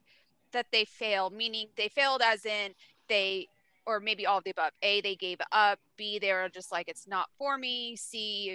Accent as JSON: {"language": "English", "region": "East Coast", "country": "United States", "also_born_or_lived": "McKinney, Texas", "moved": "yes", "said": "I'm from the East Coast. I'm very old school. I was raised old school"}